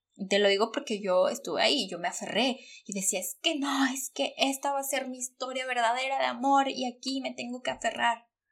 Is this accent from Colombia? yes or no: no; Mexico; moved away as an adult; yo salí corriendo de México